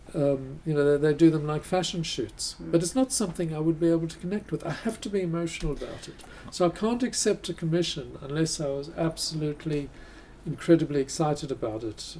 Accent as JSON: {"language": "English", "country": "South Africa", "tie": "born or raised there", "said": "I grew up in South Africa."}